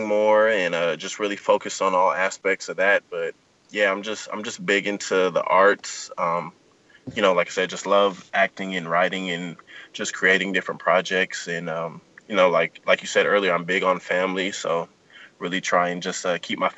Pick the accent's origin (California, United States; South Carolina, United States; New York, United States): California, United States; Southern; Born and raised in Southern California